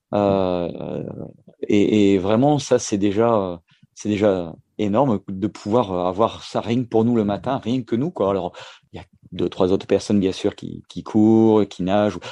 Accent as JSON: {"language": "French", "area": "Valenciennes basin, the North", "region": "Hauts-de-France", "country": "France", "tie": "born or raised there", "moved": "as an adult", "lives_now": "Perpignan, France", "said": "en tant que ch'ti, hein, je suis natif du, du nord, euh, du côté du, bassin du Valenciennois"}